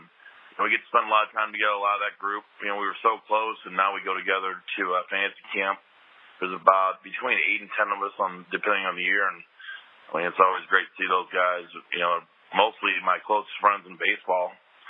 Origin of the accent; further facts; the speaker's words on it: St. Louis, Missouri, United States; my hometown of St. Louis